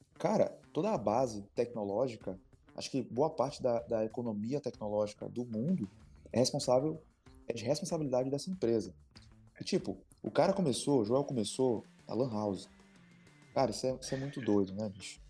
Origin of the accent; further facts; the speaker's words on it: Maranhão, Brazil; nós, como maranhenses